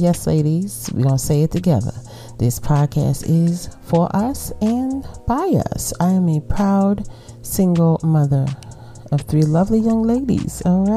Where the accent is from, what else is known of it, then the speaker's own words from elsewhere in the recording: New York City, New York, United States; accent: Brooklyn; my Brooklyn accent